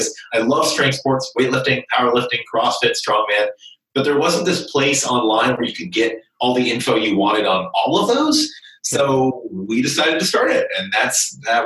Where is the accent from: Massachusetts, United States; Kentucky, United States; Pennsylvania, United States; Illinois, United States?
Kentucky, United States; So I was born and raised in Kentucky and grew up in a small town in central Kentucky.